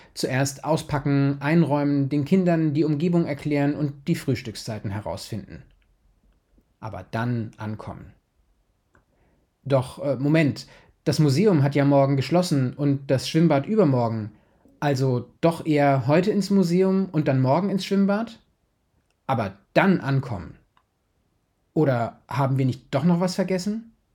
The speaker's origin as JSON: {"language": "German", "town": "Kolborn", "region": "Lower Saxony", "country": "Germany", "said": "ich komme aus Kolborn"}